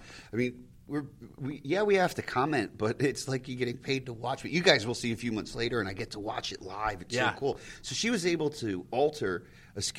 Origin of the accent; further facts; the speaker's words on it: Pennsylvania, United States; I grew up in Pennsylvania, so we got broadcast from Manhattan and Philly